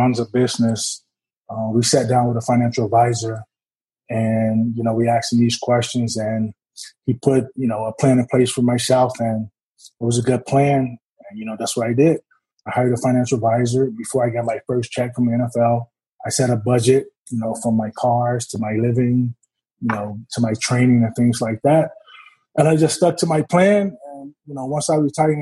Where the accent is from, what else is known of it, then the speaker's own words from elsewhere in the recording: Chicago, Illinois, United States; moved away; I was born and raised in Chicago, Illinois